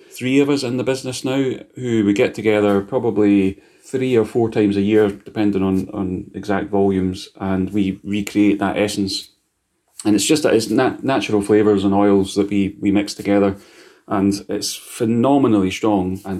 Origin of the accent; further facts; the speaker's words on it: Scotland, United Kingdom; He's like, I need to eat this because I'm Scottish and I have to eat it.